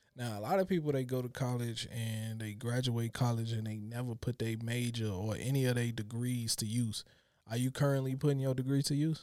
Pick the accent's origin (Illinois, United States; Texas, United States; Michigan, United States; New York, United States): Illinois, United States; Chicago; growing up in Chicago, we always had to be hard